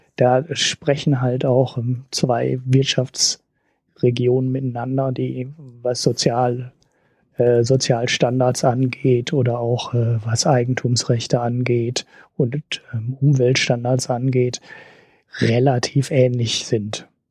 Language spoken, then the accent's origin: German; Germany; als Deutscher